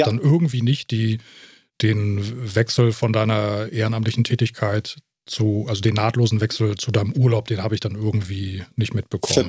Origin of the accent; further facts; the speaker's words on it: Germany; bei uns äh, Deutschen, also bei uns in Deutschland